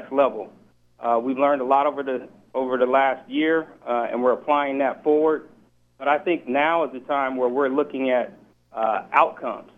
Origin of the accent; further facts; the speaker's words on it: Seattle, Washington, United States; I'm from Seattle.